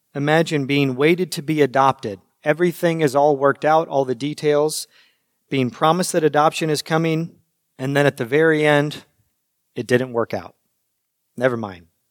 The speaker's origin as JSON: {"language": "English", "country": "United States", "said": "as American Christians"}